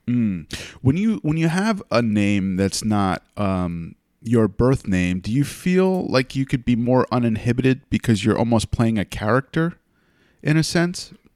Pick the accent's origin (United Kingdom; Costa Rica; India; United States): United States; I grew up in the States